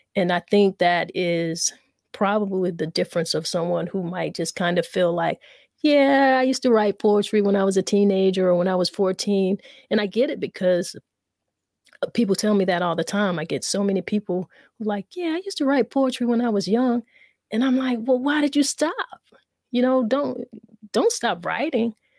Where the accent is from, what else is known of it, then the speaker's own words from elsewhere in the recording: South Carolina, United States; I'm from the South. We're from the South. We're from South Carolina